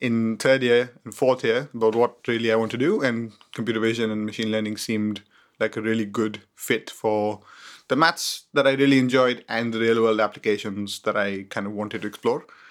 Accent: Mumbai, Maharashtra, India; moved away as an adult; also born or lived in Cambridge, United Kingdom; I was born in India, in Mumbai. I studied there until I was eighteen years old.

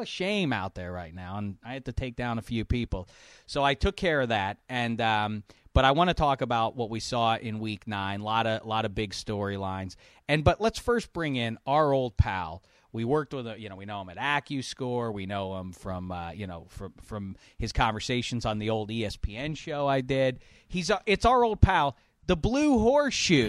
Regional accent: Pittsburgh, Pennsylvania, United States; I'm from Pittsburgh

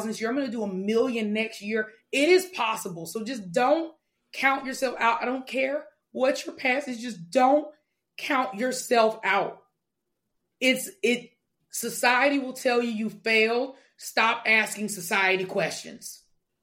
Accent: Mobile, Alabama, United States; I grew up in Mobile, the second largest city in the second poorest state in the country.

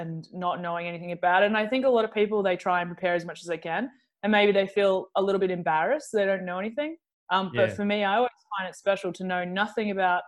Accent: Melbourne, Victoria, Australia; I'm from Melbourne. I'm not normally in Melbourne. Basically, like, I was born here and I have a base here

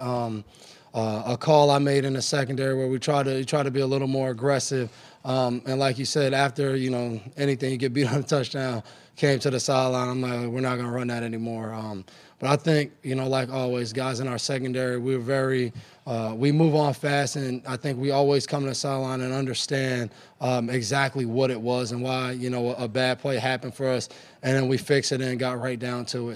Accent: New York, United States; When I was growing up in New York

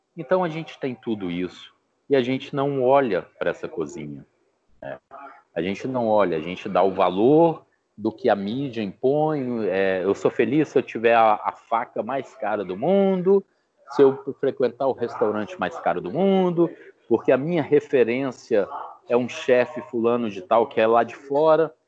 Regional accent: Brasília, Federal District, Brazil; moved away; also born or lived in Belo Horizonte; eu sou natural de Brasília e desde os 16 anos de idade eu trabalho com carne. Meu pai tinha frigorífico em Belo Horizonte

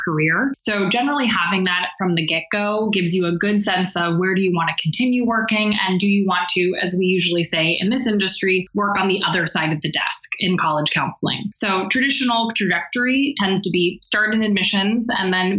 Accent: Bay Area, California, United States; now in Maine, United States; I'm from the Bay Area

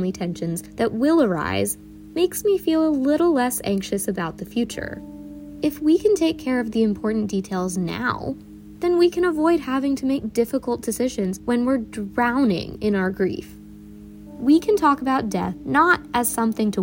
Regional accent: Northern Virginia, United States; I'm from Northern Virginia, but my parents immigrated from India before I was born.

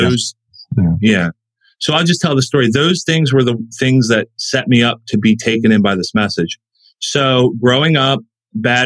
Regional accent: West Virginia, United States; I'm from West Virginia. I've grown up here my whole life. I was born out of state

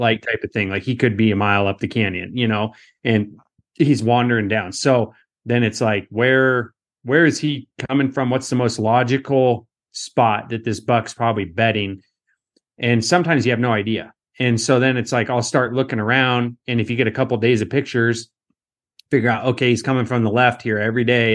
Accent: Western Washington, United States; I grew up in Western Washington

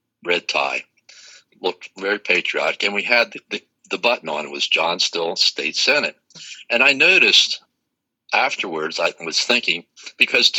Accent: Dover, Delaware, United States; my hometown in Dover

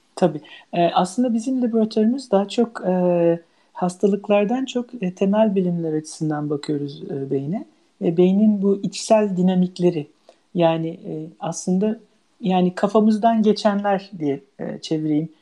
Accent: İzmir, Turkey; moved away as an adult; also born or lived in Ankara, Turkey / Heidelberg, Germany / United States / Leuven, Belgium; now in Norway; ben İzmir doğumluyum.

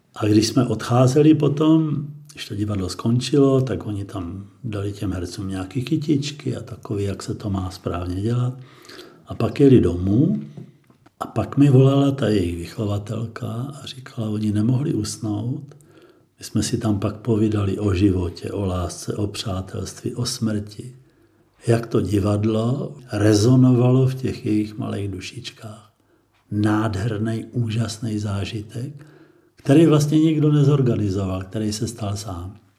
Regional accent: Znojmo, South Moravian Region, Czechia; Já jsem vyrůstal ve Znojmě

